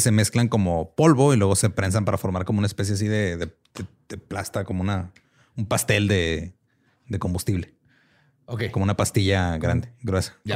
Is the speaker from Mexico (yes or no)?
yes; Mexico; como mexicanos a todos nos ha dado propulsión a chorro